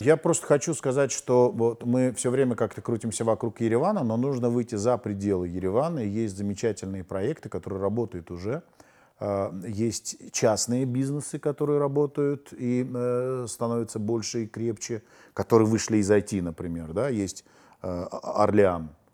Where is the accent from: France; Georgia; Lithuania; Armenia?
Armenia; мы диаспора, мы армяне